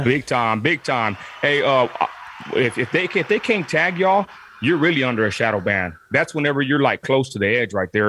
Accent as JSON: {"language": "English", "town": "Midland", "region": "Texas", "country": "United States", "tie": "born or raised there", "said": "I'm from Southside Midland, Texas"}